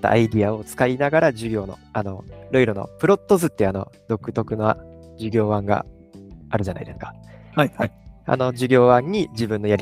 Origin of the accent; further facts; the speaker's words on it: Kumamoto, Japan; 自分の地元の熊本